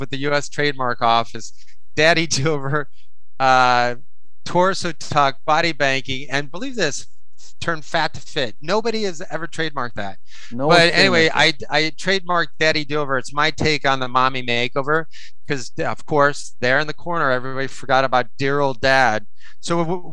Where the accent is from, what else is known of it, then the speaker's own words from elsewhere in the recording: Iowa, United States; moved away; I'm from Iowa. I'm from the Midwest